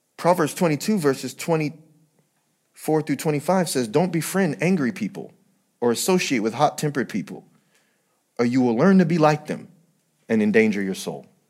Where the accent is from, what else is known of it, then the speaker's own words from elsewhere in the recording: San Bernardino, California, United States; I'm still from San Bernardino